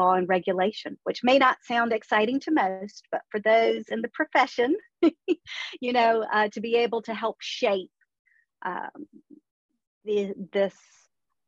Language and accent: English; Charleston, South Carolina, United States; moved away as an adult; now in London, United Kingdom; I'm originally from Charleston, South Carolina.